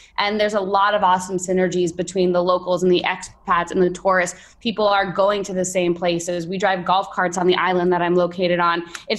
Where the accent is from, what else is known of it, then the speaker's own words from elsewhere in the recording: New York, United States; moved away as an adult; also born or lived in Pennsylvania / Nicaragua; now in Belize; So I'm originally from New York and made my way over to Pennsylvania for college.